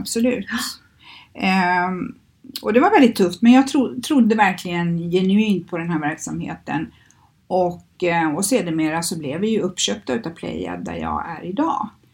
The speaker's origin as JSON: {"language": "Swedish", "town": "Skövde", "region": "Västra Götaland", "country": "Sweden", "moved": "as an adult", "lives_now": "Stockholm, Sweden", "said": "i Skövde där jag kommer ifrån"}